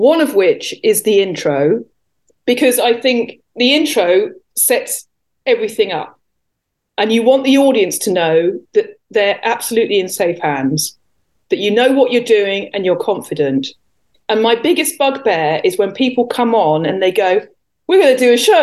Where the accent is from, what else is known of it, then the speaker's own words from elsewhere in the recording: England, United Kingdom; I am English after all